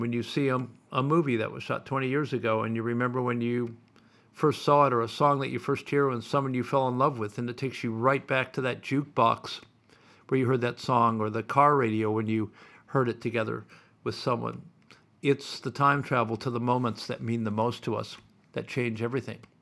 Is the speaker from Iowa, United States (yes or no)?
yes; Sioux City, Iowa, United States; now in Melbourne, Australia; I grew up in Sioux City, Iowa